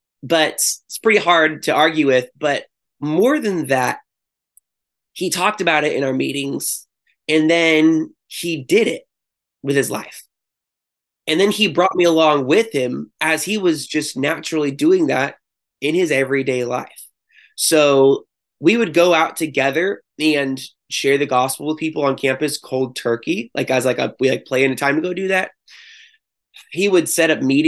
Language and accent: English; Chico, California, United States; now in Santa Cruz, United States; I grew up in Chico and then I ended up going to Chico State